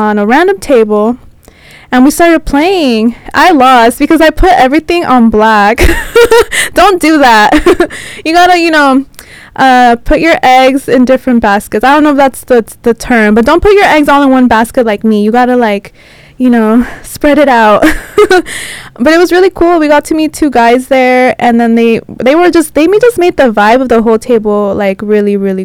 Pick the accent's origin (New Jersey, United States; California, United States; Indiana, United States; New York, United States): California, United States; San Diego; first language Spanish; English is a second language; moved away; We're all from San Diego